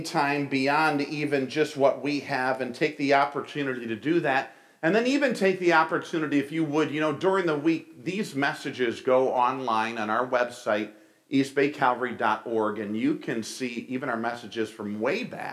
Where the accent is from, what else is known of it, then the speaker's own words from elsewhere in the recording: New York, United States; moved away as an adult; also born or lived in Springfield, Ohio; I was from New York